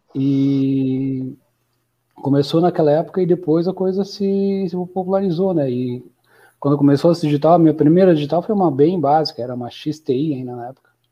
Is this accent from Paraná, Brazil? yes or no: yes; União da Vitória, Paraná, Brazil; moved away as an adult; now in Florianópolis, Brazil; Sou de União da Vitória, na divisa com Santa Catarina.